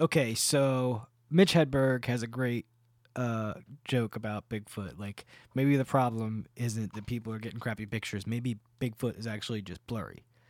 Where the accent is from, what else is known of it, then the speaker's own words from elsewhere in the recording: New Jersey, United States; I'm from New Jersey.